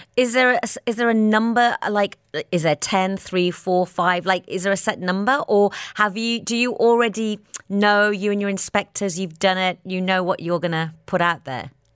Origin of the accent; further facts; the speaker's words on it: Birmingham, West Midlands, United Kingdom; moved away as an adult; now in Dubai, United Arab Emirates; my hometown in Birmingham